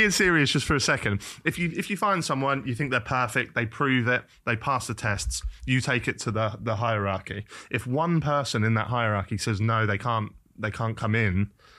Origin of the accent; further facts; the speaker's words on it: Norwich, East of England, United Kingdom; Like I'm from Norwich.